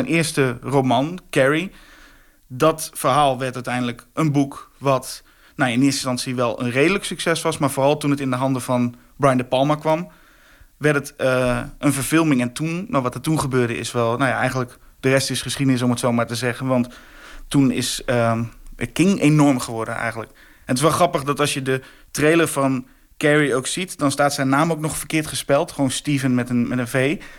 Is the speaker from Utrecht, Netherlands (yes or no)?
no; Drenthe, Netherlands; Ik kom uit Drenthe in een klein plaatsje een gegeven moment ken je iedereen en alles is heel veilig.